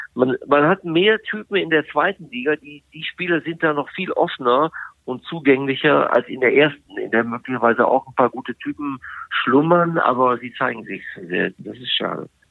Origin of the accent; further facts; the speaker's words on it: Bielefeld, North Rhine-Westphalia, Germany; now in Frankfurt, Germany; da ich ja in Bielefeld groß geworden bin. Und, äh, dass Bielefeld nach wie vor, obwohl ich schon so lange in Frankfurt lebe, als meine Heimatstadt bezeichne